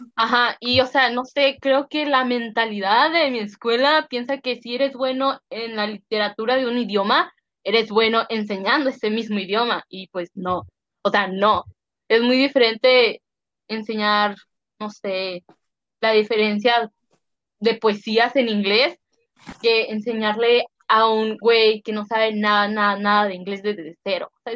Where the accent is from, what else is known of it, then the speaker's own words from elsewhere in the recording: Mexico; first language Spanish; now in United States; como soy mexicana y mi primer idioma no es inglés